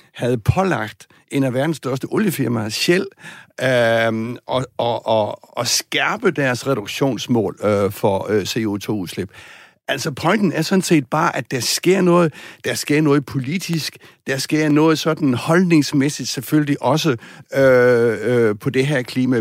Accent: Southern Jutland, Southern Denmark, Denmark; jeg kommer fra Sønderjylland ud fra landet

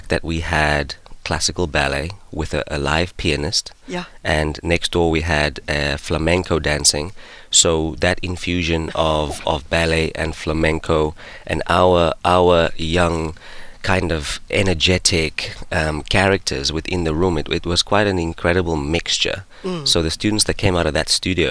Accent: South Africa; moved away; also born or lived in United Kingdom; coming from South Africa, people have always celebrated the fact that I'm South African

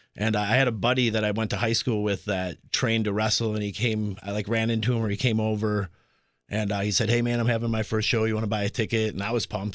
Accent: Appleton, Wisconsin, United States; I grew up in the Appleton area

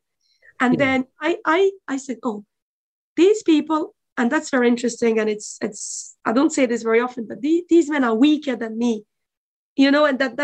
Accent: France; now in Dublin, Ireland; But my parents are from former Yugoslavia. I was born in France

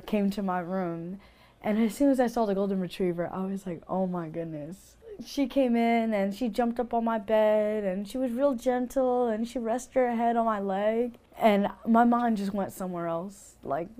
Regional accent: New York City, New York, United States; now in Bel Air, United States; I'm from Brooklyn, New York, but I live in Bel Air, Maryland

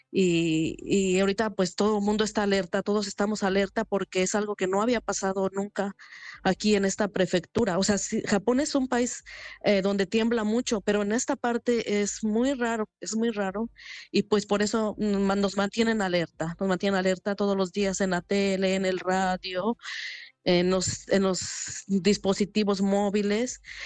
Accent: Mexico; now in Japan; en la parte que yo soy de México casi no tiembla

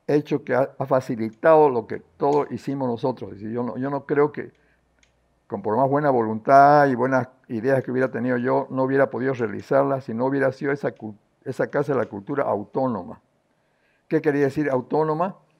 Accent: Santa Cruz de la Sierra, Santa Cruz, Bolivia; also born or lived in La Paz; siempre sufrí como cruceño de las carencias que teníamos nosotros

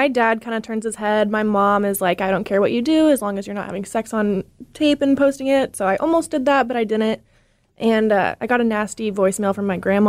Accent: Portland, Oregon, United States; moved away; I'm from Portland.

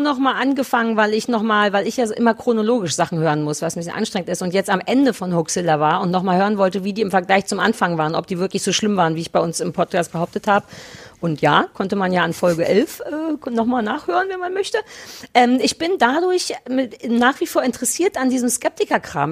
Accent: Berlin, Germany; 030 für Berlin, weil es meine Heimatstadt ist.

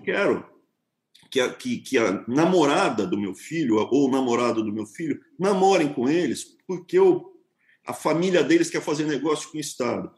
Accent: São Paulo, Brazil; eu sou, cara, um paulistano, nasci em São Paulo

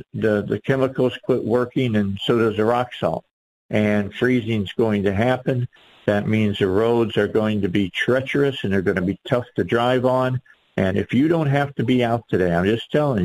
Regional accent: right outside of Chicago, Illinois, United States; now in Arkansas, United States; I grew up north. I grew up right outside of Chicago.

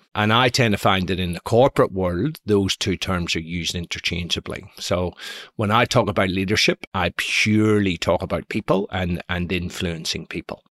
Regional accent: Belfast, Northern Ireland, United Kingdom; I was brought up in Belfast in the nineteen seventies

